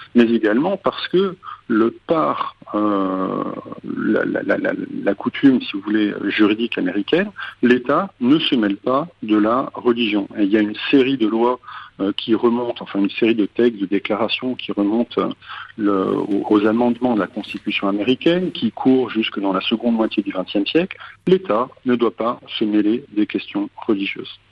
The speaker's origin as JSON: {"language": "French", "country": "France", "said": "chez nous"}